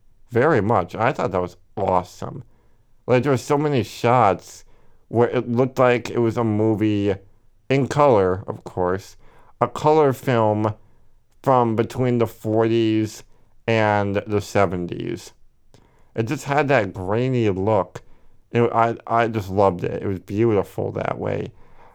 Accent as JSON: {"language": "English", "town": "Milwaukee", "region": "Wisconsin", "country": "United States", "said": "We're both from Milwaukee, so they're fantastic."}